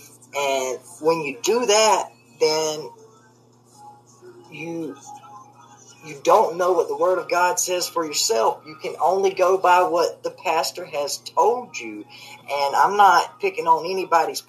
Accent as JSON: {"language": "English", "region": "the South", "country": "United States", "tie": "born or raised there", "said": "I was raised in the South, and I'm a big old boy."}